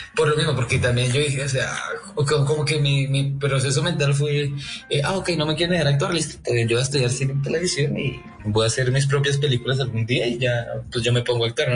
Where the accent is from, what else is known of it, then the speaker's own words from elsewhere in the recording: Chía, Cundinamarca, Colombia; yo soy de Chía